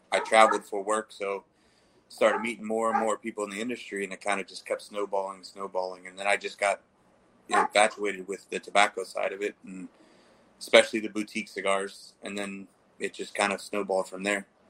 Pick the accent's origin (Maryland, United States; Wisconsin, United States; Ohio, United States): Maryland, United States; Baltimore; I'm from Baltimore